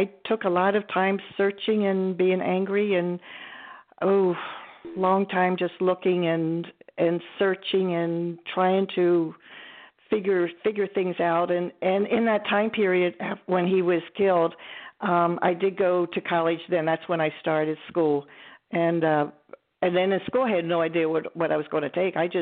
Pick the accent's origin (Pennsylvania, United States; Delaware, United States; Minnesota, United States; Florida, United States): Delaware, United States; Wilmington; I grew up in Wilmington, Delaware, and in a small town called Ellesmere